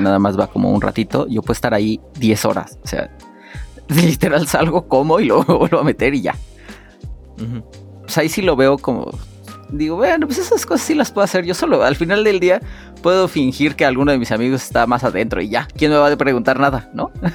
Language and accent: Spanish; Mexico; nosotros como, como familias mexicanas